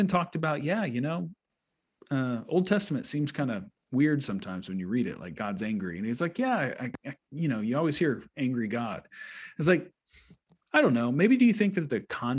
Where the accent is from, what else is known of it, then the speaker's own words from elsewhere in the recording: United States; I'm American